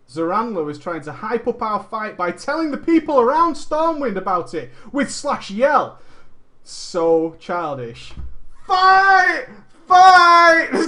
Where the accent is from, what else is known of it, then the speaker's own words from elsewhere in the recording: Netherlands; English is a second language; Now, at this point, I should tell you that I am from Holland.